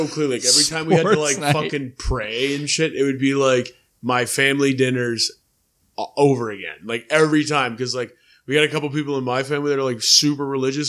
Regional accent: Dundas, Ontario, Canada; I said I was from Dundas, I went to Parkside

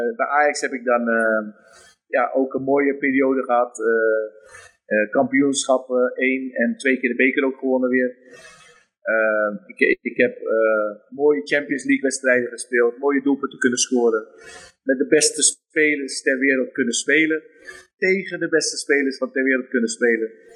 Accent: Rotterdam, South Holland, Netherlands; moved away as an adult; now in Suriname; ik ben in Rotterdam opgegroeid.

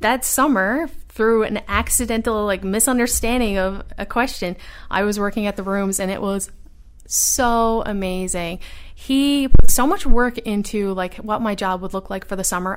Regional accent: Newfoundland and Labrador, Canada; moved away as an adult; also born or lived in Ottawa; I was the only person from Atlantic Canada.

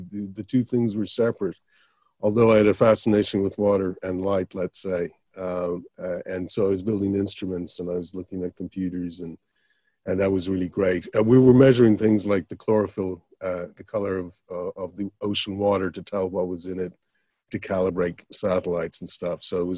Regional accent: Ireland; also born or lived in United States / Miami / California; I was born in the States, and I moved over to Ireland when I was about 10. Went through school, went back to the States when I was 23, 24.

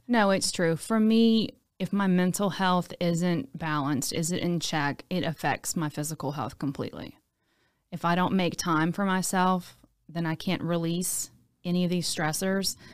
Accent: Baton Rouge, Louisiana, United States; also born or lived in Lafayette; I'm from Baton Rouge. I went to high school in Baton Rouge.

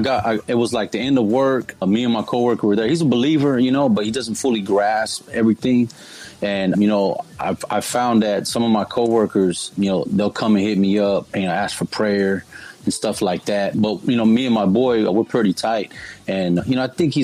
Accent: San Diego, California, United States; I'm born and raised here in San Diego, California

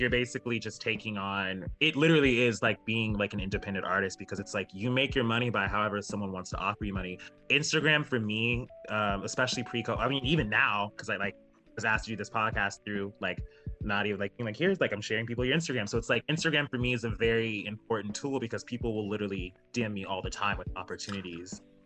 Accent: Alaska, United States; moved away as an adult; now in Seattle, United States; I'm from Alaska

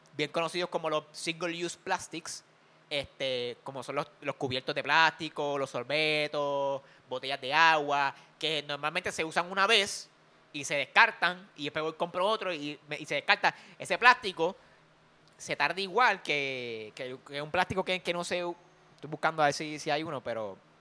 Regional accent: Puerto Rico; como los boricuas

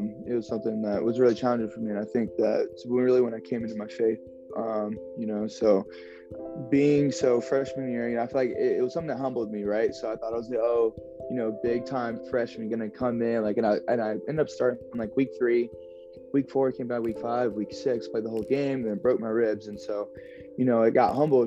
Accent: Columbus, Ohio, United States; moved away as an adult; also born or lived in Providence, Rhode Island; I'm from Columbus, Ohio.

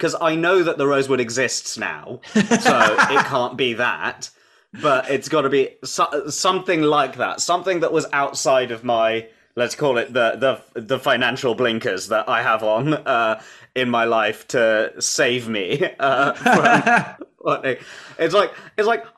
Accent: London, United Kingdom; I'm a Londoner born and bred. I've been here the whole time

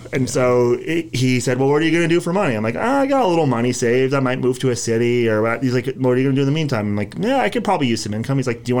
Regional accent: Ojai, California, United States; I grew up here.

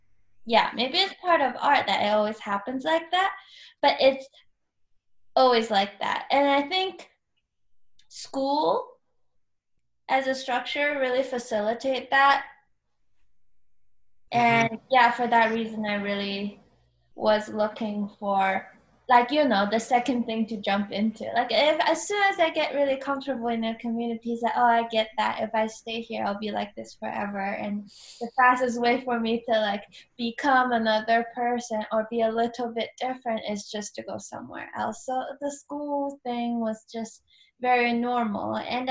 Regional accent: Canada; also born or lived in China; I was born in China and then I moved to Canada. And then when I was in Canada, I just moved around so much.

